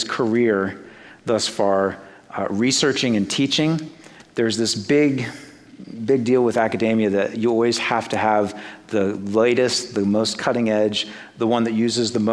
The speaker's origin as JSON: {"language": "English", "region": "Great Plains", "country": "United States", "also_born_or_lived": "North East England", "accent": "Great Plains", "said": "my Great Plains accent"}